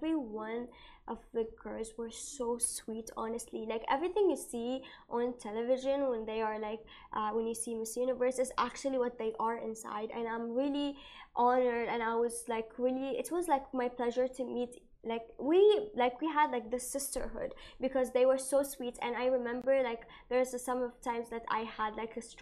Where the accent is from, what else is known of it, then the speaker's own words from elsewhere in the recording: Bahrain; I'm from Bahrain and I'm from a, a, Muslim background.